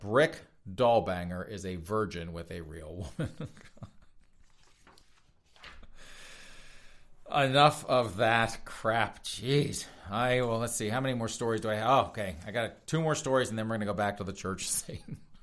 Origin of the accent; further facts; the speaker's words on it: South Carolina, United States; South Carolina, I think, is apropos as well, and I would squat and confess, that is my home state